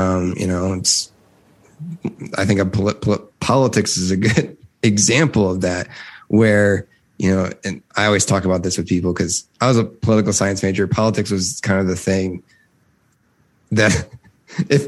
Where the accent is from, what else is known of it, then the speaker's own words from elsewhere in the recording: Midwest, United States; I grew up in the Midwest